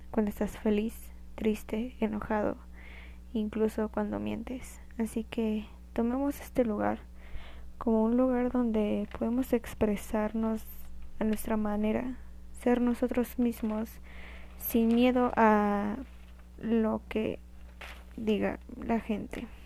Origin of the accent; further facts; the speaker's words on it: Guanajuato, Mexico; born there; now in Mexico City, Mexico; Nací en Guanajuato, pero actualmente vivo en Ciudad de México, Estado de México, por algunos problemas familiares.